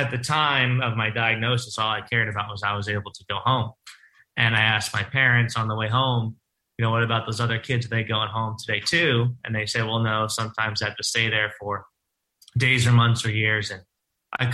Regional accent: Lynbrook, New York, United States; I'm born and raised on Long Island in Lynbrook

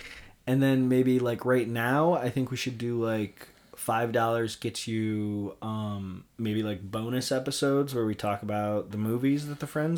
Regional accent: Chicago, Illinois, United States; Chicago, my hometown

